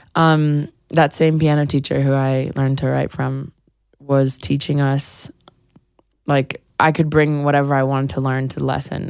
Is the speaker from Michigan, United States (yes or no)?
no; New York City, New York, United States; I grew up on the Upper West Side